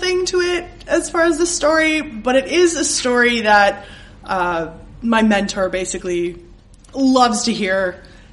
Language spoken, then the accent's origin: English; Wisconsin, United States; I'm from Wisconsin